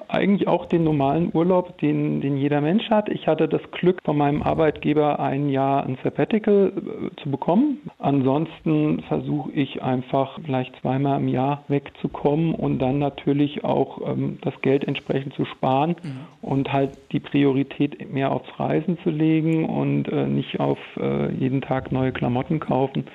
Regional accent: Germany; in Deutschland geboren worden zu sein

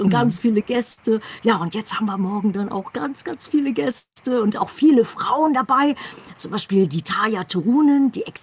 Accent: Düsseldorf, North Rhine-Westphalia, Germany; in meiner alten Heimat Düsseldorf. Da hat halt alles angefangen. Da hatte ich die ersten Bands gehabt

